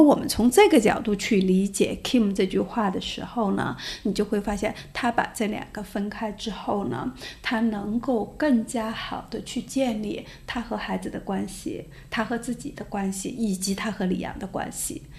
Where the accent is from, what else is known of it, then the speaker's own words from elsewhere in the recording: China; 如果作为一个中国人像你这样的呃形象走在世界上来说的话，那我们就会觉得我们这个国家只是靠那些东西强大